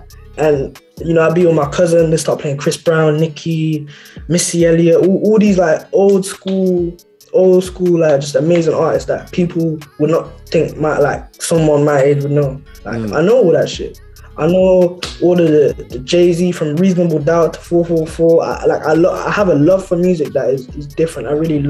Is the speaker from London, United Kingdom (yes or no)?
no; Birmingham, West Midlands, United Kingdom; also born or lived in Netherlands; I was born in Holland. Okay. I left when I was like one, so that like, I was raised here. Like, this is what Birmingham is all I know.